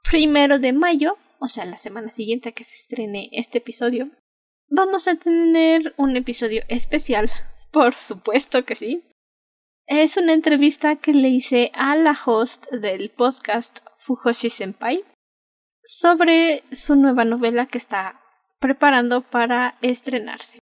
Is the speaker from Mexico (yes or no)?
yes; Mexico; Creo que solo porque soy mexicana los franceses no me odiarían, porque al parecer les caen bien los mexicanos